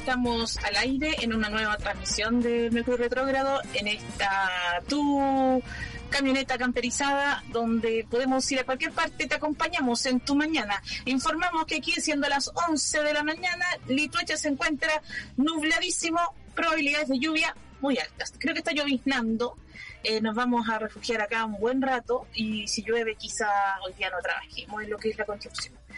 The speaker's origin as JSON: {"language": "Spanish", "town": "Santiago", "region": "Santiago Metropolitan Region", "country": "Chile", "moved": "yes", "said": "Yo soy un estereotipo de Santiaguina"}